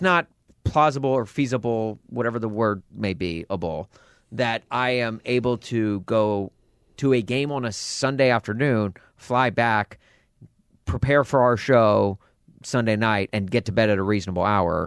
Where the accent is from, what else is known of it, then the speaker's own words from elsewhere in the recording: Nashville, Tennessee, United States; also born or lived in Southern California; now in Chicago, United States; I'm from Nashville originally